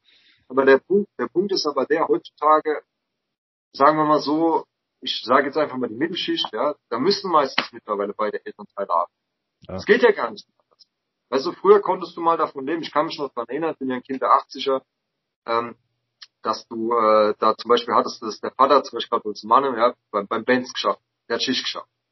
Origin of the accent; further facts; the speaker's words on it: Mannheim, Baden-Württemberg, Germany; ich bin halt in Mannheim aufgewachsen